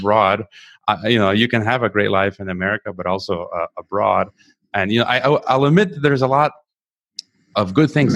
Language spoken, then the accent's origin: English; United States; myself as an American